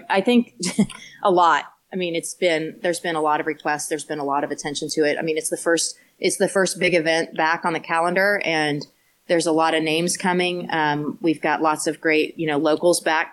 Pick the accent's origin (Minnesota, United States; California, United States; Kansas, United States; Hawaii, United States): Kansas, United States; Emporia; this is my hometown